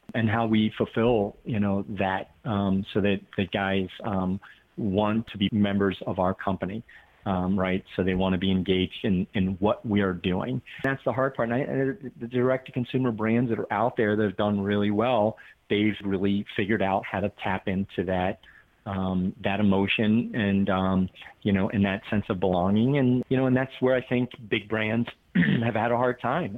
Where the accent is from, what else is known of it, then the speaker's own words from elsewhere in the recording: the East, East Coast, United States; moved away; also born or lived in Connecticut; I grew up in the East